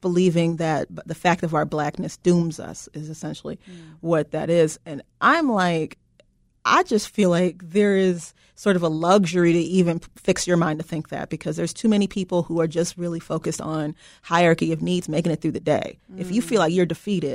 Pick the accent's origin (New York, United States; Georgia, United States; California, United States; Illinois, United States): Illinois, United States; Chicago; growing up in Chicago and the Chicagoland area and being a black person